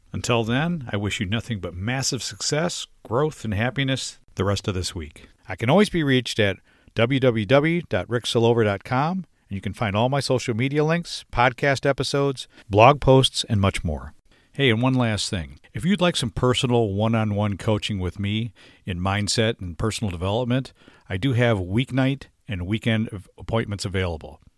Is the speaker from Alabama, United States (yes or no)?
no; Michigan, United States; moved away; my home state, Michigan